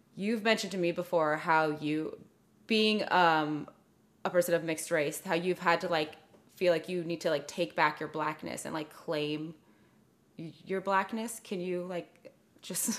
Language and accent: English; Clovis, California, United States; also born or lived in Fresno, California; I grew up in Fresno until I was like 8, and then, which is like a very more diverse place. And then I moved to Clovis, which is very white